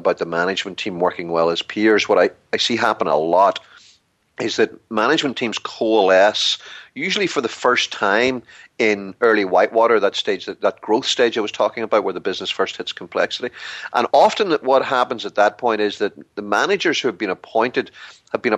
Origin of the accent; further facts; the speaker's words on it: Ireland; glib Irishman